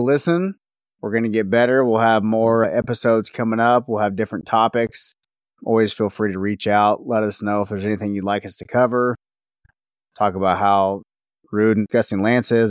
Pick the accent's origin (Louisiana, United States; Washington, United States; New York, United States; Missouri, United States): Missouri, United States; Northwest; I grew up in Northwest Missouri